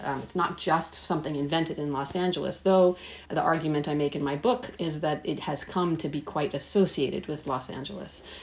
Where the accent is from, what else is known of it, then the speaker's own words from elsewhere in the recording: Shiraz, Fars, Iran; When I was born in Shiraz in 1975, my mother was teaching in the music department at what was then Pahlavi University